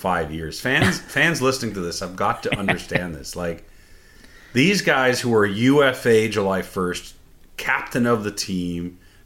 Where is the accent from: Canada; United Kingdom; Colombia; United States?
Canada; as a Canadian